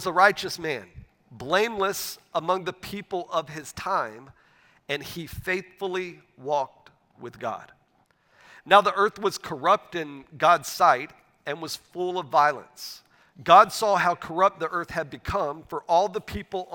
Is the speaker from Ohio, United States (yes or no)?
no; a town outside Pensacola, Florida, United States; moved away; my wife and I, we grew up in Northwest Florida. We grew up in a town outside of the city of Pensacola, Florida.